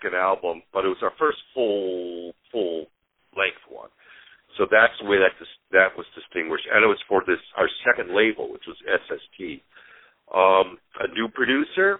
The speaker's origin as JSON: {"language": "English", "town": "Chicago", "region": "Illinois", "country": "United States", "tie": "born or raised there", "also_born_or_lived": "Seattle", "moved": "yes", "said": "As a kid growing up in Chicago"}